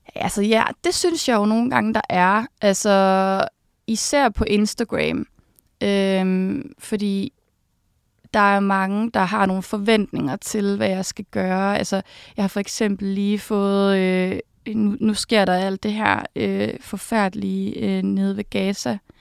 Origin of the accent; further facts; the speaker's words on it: Uberud, Southern Denmark, Denmark; also born or lived in Odense; jeg er født i Odense, og så kommer jeg fra en lille landsby, som hedder Uberud, mm. hvor jeg har boet, siden jeg var helt lille